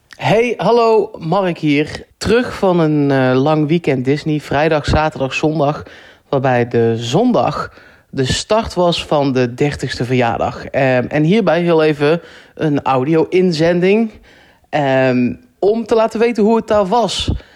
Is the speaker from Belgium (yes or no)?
no; Netherlands; ik kan daar als Nederlander